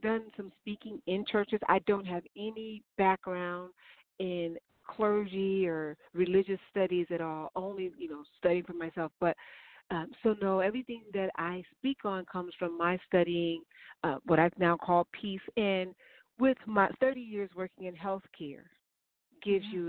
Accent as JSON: {"language": "English", "town": "Chicago", "region": "Illinois", "country": "United States", "said": "I'm from Chicago"}